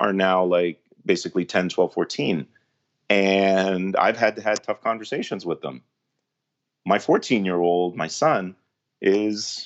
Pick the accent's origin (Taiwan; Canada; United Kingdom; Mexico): Canada; we're Canadian